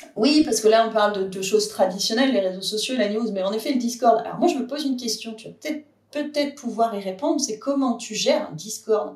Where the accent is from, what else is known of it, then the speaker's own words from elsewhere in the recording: France; on est français